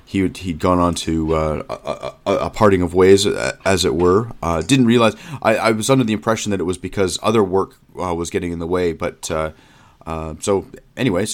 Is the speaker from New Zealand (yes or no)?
no; Canada; moved away as an adult; also born or lived in London, United Kingdom; now in Northern California, United States; I'm used to being Canadian